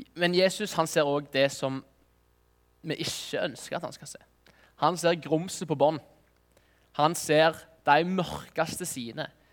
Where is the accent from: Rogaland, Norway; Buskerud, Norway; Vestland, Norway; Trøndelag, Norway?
Rogaland, Norway; Nærbø; Jeg er fra Nærbø